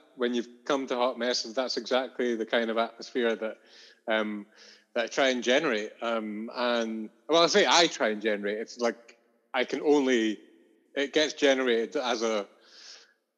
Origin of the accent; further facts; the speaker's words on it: Edinburgh, Scotland, United Kingdom; I grew up in Curry in the suburbs of Edinburgh. And I lived there until I was 20